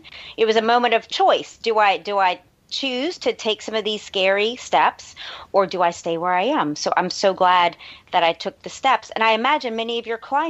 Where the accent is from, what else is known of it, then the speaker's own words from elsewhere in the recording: New Orleans, Louisiana, United States; also born or lived in Los Angeles; I'm born and raised in New Orleans